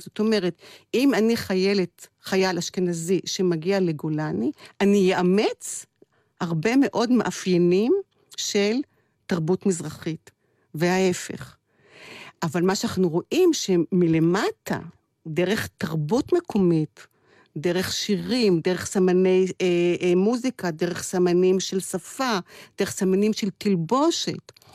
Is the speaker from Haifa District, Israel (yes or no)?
yes; Kiryat Tivon, Haifa District, Israel; גדלתי בתיכון בחיפה, בבית ספר חוגים. אה, בבית ספר יסודי גדלתי בטבעון